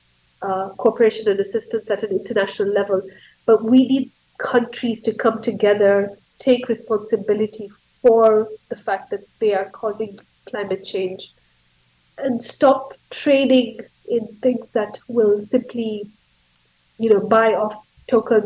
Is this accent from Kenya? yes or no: yes; Kenya; But I'm a Kenyan, and I'm a professor at the University of Nairobi in Kenya.